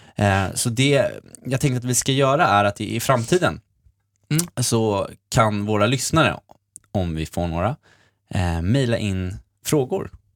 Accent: Sweden; jag är också från Sverige

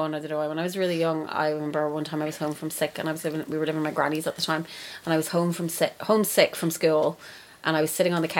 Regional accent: Longford, Leinster, Ireland; I'm from Longford

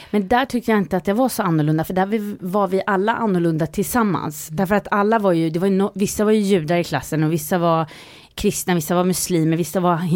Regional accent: Sweden; born there; Ja, jag föddes i Sverige

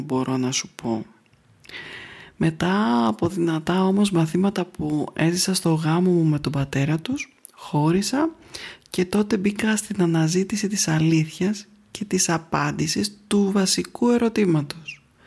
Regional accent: Athens, Attica, Greece; Γεννήθηκα λοιπόν στην Αθήνα

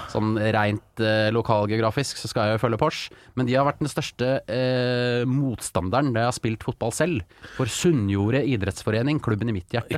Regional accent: Porsgrunn, Telemark, Norway; jeg er den eneste fra Porsgrunn som skal hit

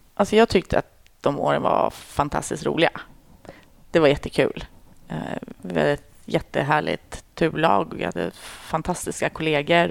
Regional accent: outside Uppsala, Uppsala County, Sweden; moved away as an adult; now in Stockholm, Sweden; Jag är mm. född i Stockholm, men sen är jag uppväxt i, utanför Uppsala.

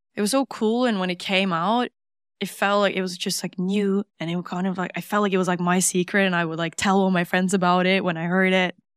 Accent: Norway; English is a second language; Grew up in Norway

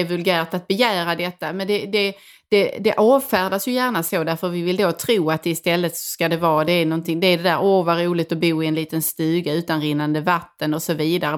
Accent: northwestern Skåne, Sweden; jag kommer från Skåne och eh, nordvästra Skåne

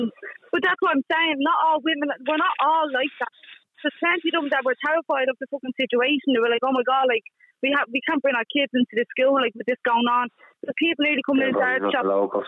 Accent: Dublin, Leinster, Ireland; I'm from Ballyfermot myself, and calling us all dogs because we live in the area

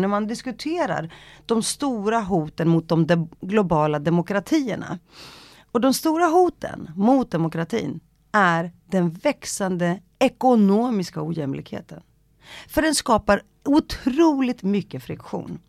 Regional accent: Stockholm, Stockholm County, Sweden; Swedish is a second language; när jag växte upp i Rinkeby

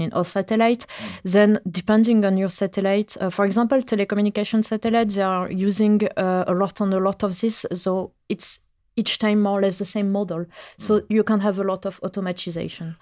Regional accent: France; English is a second language; moved away as an adult; now in Norway; I come from France

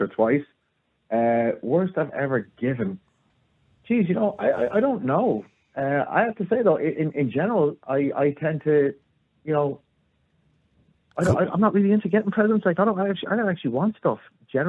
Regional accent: United States; born or raised there

